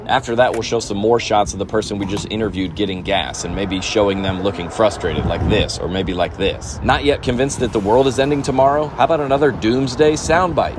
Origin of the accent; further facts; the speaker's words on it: Iowa, United States; now in Tennessee, United States; I'm from Iowa originally.